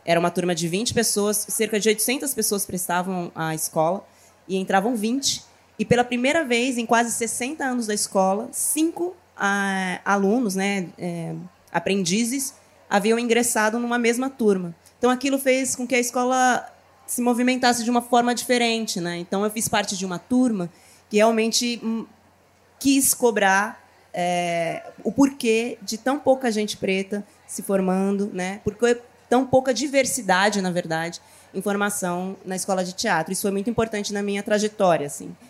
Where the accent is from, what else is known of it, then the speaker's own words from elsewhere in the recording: Taboão da Serra, São Paulo, Brazil; Eu nasci na periferia de São Paulo, né? Eu sou de Taboão da Serra, que é uma região da Grande São Paulo